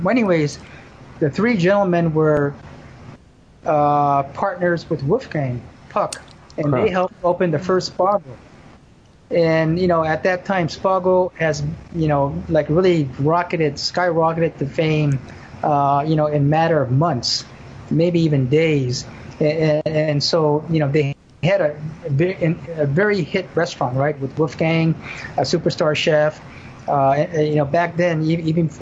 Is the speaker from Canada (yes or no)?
no; Japan; also born or lived in Burbank, California; now in Honolulu, United States; being born and raised in Japan